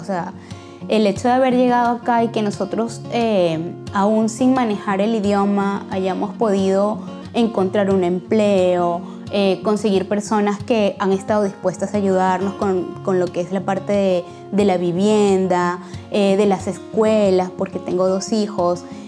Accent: Venezuela; moved away as an adult; also born or lived in Caracas / Lima, Peru; now in Braga, Portugal; soy natural de Venezuela, pero soy nacionalizada peruana

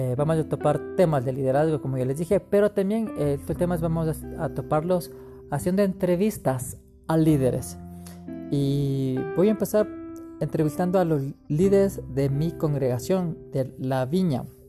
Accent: Quito, Pichincha, Ecuador; nací en Quito, Ecuador, en 1983, en una cuna cristiana

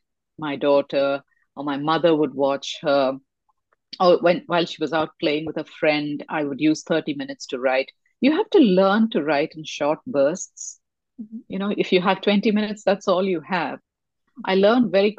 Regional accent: India; I come from India and reincarnation was spoken about in the family since I was crawling

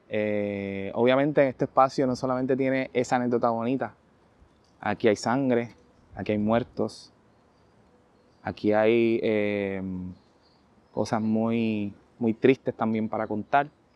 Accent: San Juan, Puerto Rico; also born or lived in Barrio Obrero; soy de Cangrejo, de aquí de Santurce

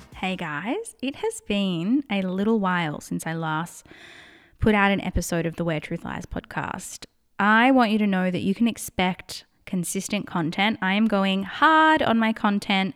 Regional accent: Australia; accent: Australian; I'm in Australia, if you can't tell by my accent

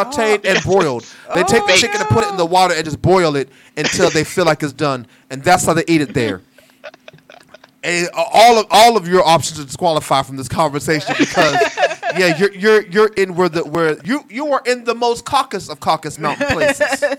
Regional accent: Ohio, United States; now in Atlanta, United States; I came to Atlanta from Ohio, most of us is in KFC.

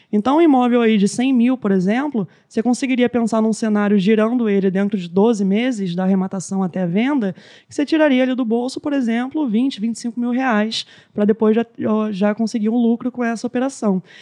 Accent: Rio de Janeiro, Brazil; Ó, oh, é que a gente, como carioca, você tem

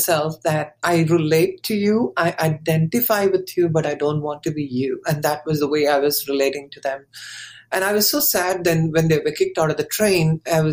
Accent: India; moved away as an adult; now in Thousand Oaks, United States; we were born and brought up in India

